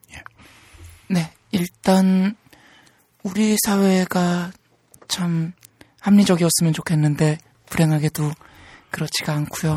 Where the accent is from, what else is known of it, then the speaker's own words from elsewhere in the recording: Seoul, South Korea; 전 서울에서 태어났습니다.